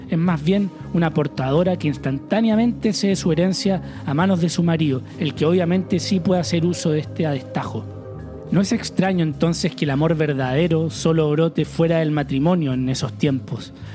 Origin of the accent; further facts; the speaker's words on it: Chile; En mi país, Chile